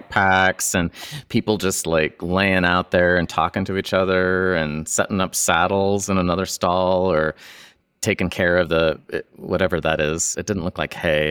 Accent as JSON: {"language": "English", "town": "Boise", "region": "Idaho", "country": "United States", "moved": "as an adult", "said": "before I moved away from Boise. And, uh, I think I was a high school student."}